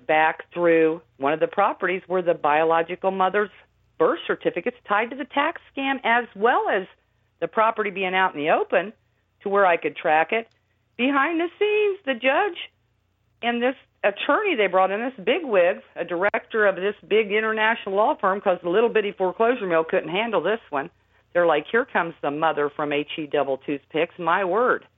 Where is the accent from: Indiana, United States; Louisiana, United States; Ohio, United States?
Indiana, United States; I'm from Indiana, and and and I just live in a little plain house